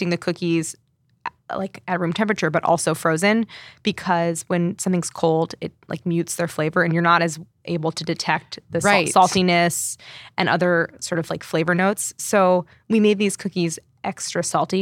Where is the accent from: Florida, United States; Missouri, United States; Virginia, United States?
Missouri, United States; St. Louis; moved away; I grew up in St. Louis